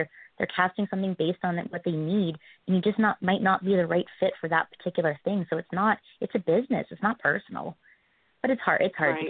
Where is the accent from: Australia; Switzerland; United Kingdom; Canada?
Canada; Winnipeg, Manitoba; Jonathan Taves is from my hometown.